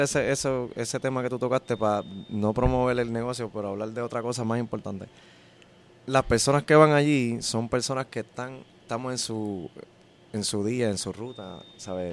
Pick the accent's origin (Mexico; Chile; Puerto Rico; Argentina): Puerto Rico; Caguas; yo soy de Cagua